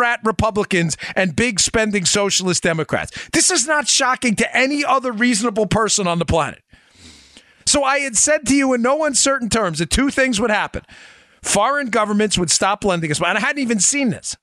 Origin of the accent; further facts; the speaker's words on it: New York, United States; moved away as an adult; also born or lived in Maryland; I grew up in New York, folks, in, uh, the, the eighties. and, uh, bit of the nineties before I wound up moving, uh, to Maryland